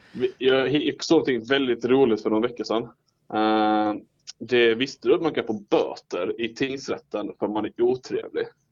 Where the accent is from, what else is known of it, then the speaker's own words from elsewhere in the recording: Ängelholm, Skåne, Sweden; now in Örebro, Sweden; jag bor ju i Örebro men jag är ju från Ängelholm